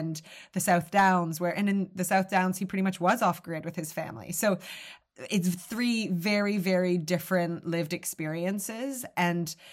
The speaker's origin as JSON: {"language": "English", "country": "Canada", "moved": "as an adult", "lives_now": "United Kingdom", "said": "I am Canadian, but I've lived in the UK for nearly 20 years, but I still have that Canadian open friendliness, keen to apologize"}